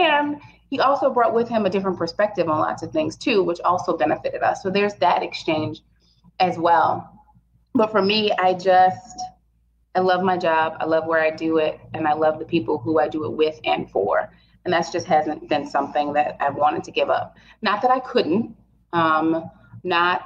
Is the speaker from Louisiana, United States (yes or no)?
yes; Opelousas, Louisiana, United States; also born or lived in Baton Rouge; I'm from Opelousas